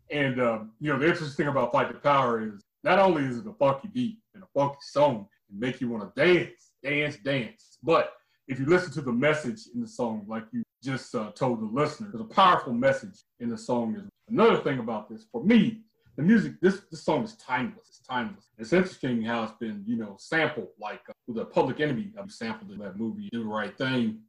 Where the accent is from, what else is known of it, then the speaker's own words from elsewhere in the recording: Midwest, United States; And in my hometown, man, we had so much talent, man. The Midwest was it was a hotbed of talent